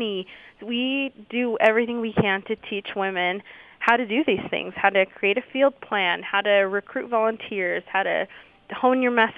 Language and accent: English; Riverdale, Utah, United States; I grew up in Riverdale in Weber County